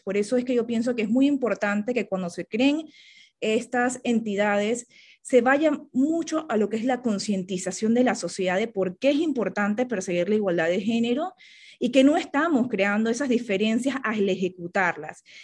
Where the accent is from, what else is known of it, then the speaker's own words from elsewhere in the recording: Panama; para mí como panameña